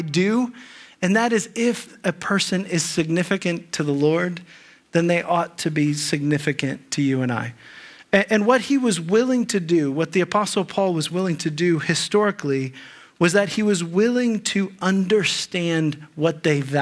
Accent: Ohio, United States; moved away as an adult; also born or lived in California; we grew up in Ohio

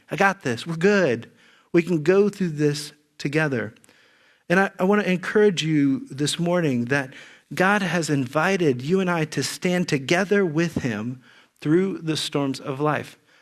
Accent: Xenia, Ohio, United States; moved away; also born or lived in California; I grew up in Ze, near Xenia, Ohio

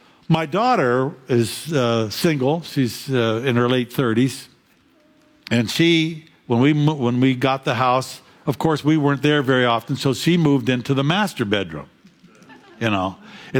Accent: Fairview, Pennsylvania, United States; also born or lived in Jamestown; I grew up in Fairview, Pennsylvania

